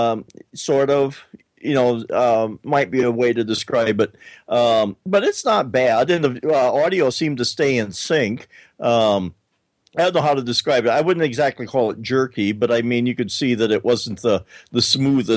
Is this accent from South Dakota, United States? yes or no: yes; South Dakota, United States; we're from South Dakota